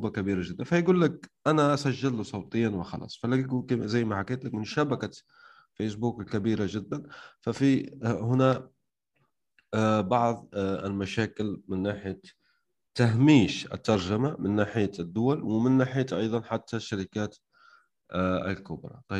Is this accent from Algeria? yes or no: yes; Algeria; انا مش مصري يعني حتى انت لو كنت غبي وما تعرف الجزائر كذا وكذا يعني المفروض تعطيني لهجه الجزائريه